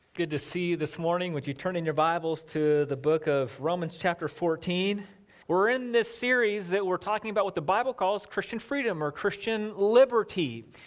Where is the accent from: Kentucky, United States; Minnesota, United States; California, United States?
California, United States; Southern; moved away as an adult; I grew up in Southern California.